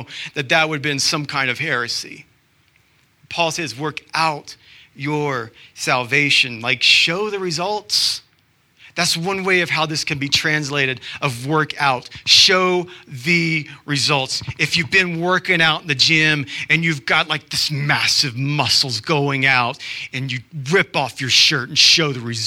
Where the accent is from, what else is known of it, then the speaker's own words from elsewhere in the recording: Georgia, United States; now in Utah, United States; I'm from Georgia.